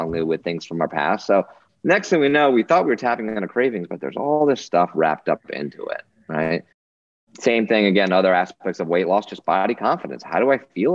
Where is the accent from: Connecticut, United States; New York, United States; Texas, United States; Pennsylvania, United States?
Connecticut, United States; Newtown; my hometown of Newtown, Connecticut